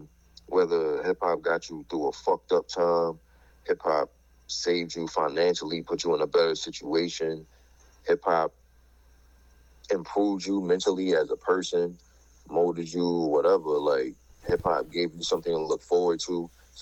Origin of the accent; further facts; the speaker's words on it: Baltimore, Maryland, United States; accent: New York; tell niggas all the time, bro, I've been in Baltimore more than 95% of my life, but I sound like I'm from New York because of the niggas I grew up on, you know what I mean?